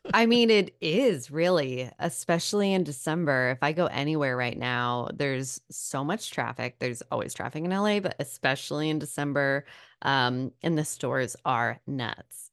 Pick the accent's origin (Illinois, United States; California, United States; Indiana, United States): California, United States; Sacramento; I grew up in Sacramento